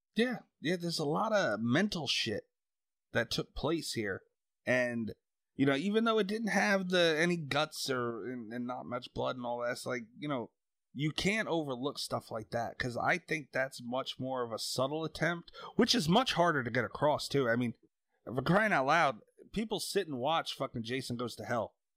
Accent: New York, United States; also born or lived in Long Island; live on Long Island. I'm from New York

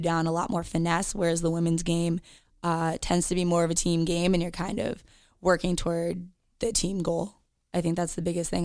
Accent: United States; I am a Jewish American

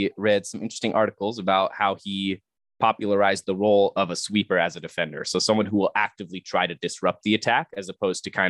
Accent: Germany; Growing up in Germany

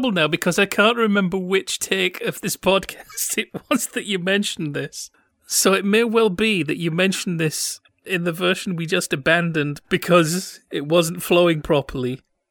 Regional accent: Yorkshire and the Humber, United Kingdom; I'm from Yorkshire. It's not a very big cricket market there.

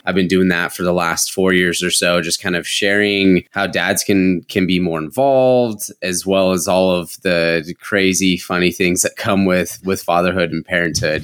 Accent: San Diego, California, United States; I grew up in San Diego, in like North County, San Diego

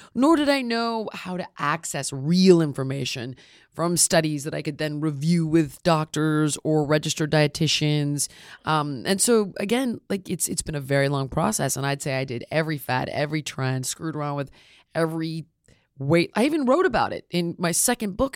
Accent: Los Angeles, California, United States; I'm born and raised in Los Angeles, actually. Never, never got out.

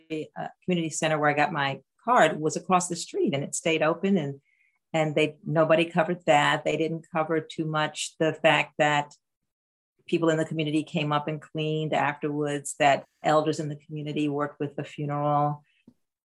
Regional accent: Baltimore, Maryland, United States; moved away as an adult; also born or lived in New York / Tucson; I am the youngest of five children growing up in Baltimore, Maryland

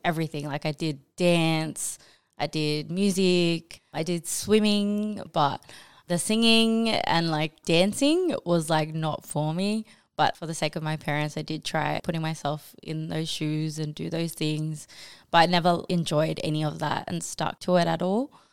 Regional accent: Australia; also born or lived in New Zealand / Bangladesh (ancestry); I was born in New Zealand. I moved here when I was like two and pretty much grew up here in Australia

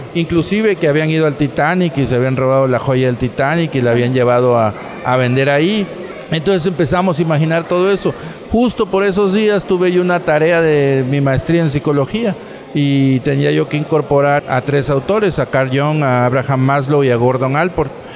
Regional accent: Tabasco, Mexico; Nosotros somos del sur de México, de un estado que se llama Tabasco

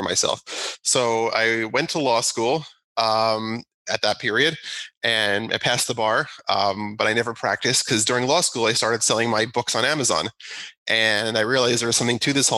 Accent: New Jersey, United States; moved away as an adult; also born or lived in Manhattan, New York; now in Long Island, New York, United States; I grew up in New Jersey

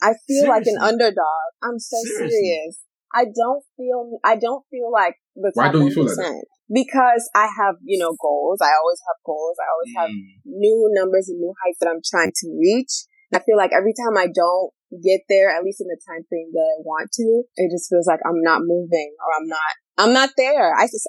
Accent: Florida, United States; I'm from Florida. I live in Jacksonville.

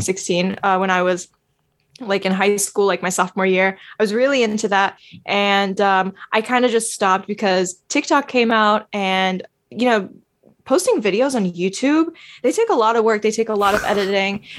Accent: New York City, New York, United States; I was born and raised in American soil.

